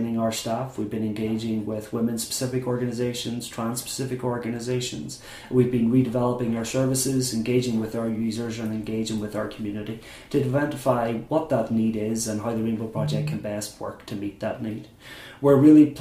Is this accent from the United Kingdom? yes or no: yes; Maghera, Northern Ireland, United Kingdom; I grew up in Mahara in County Derry, a very small town, mainly nationalist or Catholic.